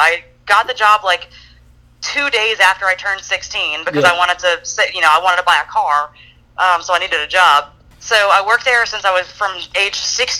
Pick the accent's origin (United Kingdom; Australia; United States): United States; Baton Rouge, Louisiana; now in New Orleans, United States; growing up in Baton Rouge